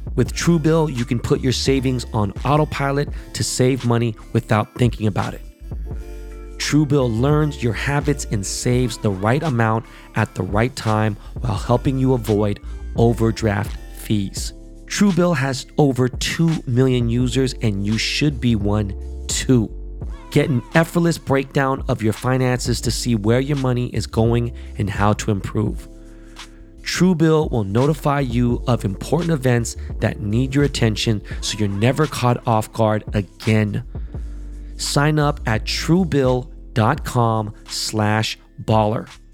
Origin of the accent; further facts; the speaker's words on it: Los Angeles, California, United States; I'm from Koreatown